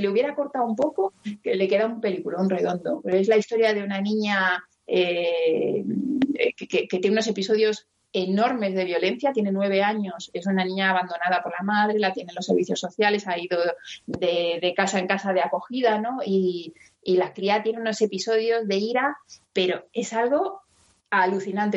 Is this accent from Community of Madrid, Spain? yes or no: yes; Madrid, Community of Madrid, Spain; yo que soy niña de, de Carabanchel que me, me crié al lado de un descampado